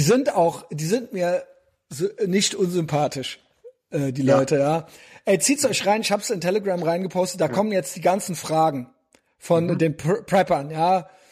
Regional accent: West Germany, Germany; wir haben als Kinder in Westdeutschland

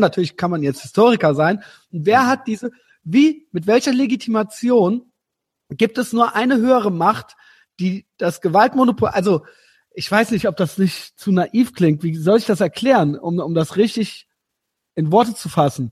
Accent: Germany; als Deutsche

